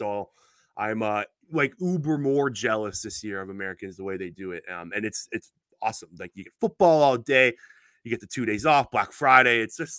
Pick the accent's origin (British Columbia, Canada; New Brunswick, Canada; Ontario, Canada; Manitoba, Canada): Ontario, Canada; Toronto; especially for me because I'm from the Toronto area